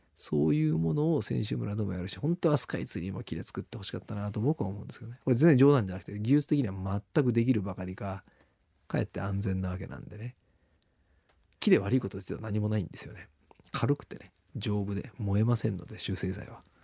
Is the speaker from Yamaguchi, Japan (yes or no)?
yes; Yamaguchi, Japan; moved away; 山口県もどんどん減ってますんでね。あの皮肉な話、私の故郷では人口減ってる町